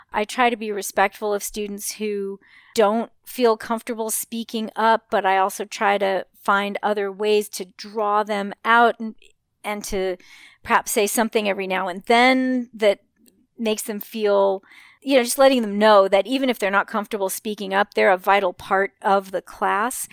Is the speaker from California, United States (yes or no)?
yes; Los Angeles, California, United States; also born or lived in Burbank, California; I grew up in Hollywood and Westwood